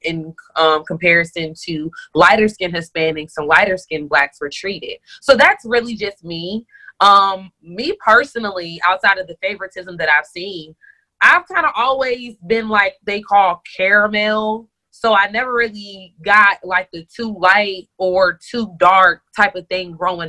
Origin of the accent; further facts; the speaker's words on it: New York City, New York, United States; now in Georgia, United States; I'm originally from Bronx, New York